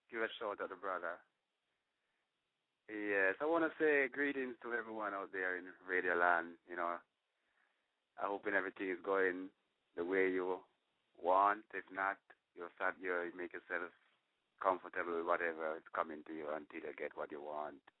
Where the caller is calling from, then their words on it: Florida, United States; Say, I'm coming from from Florida.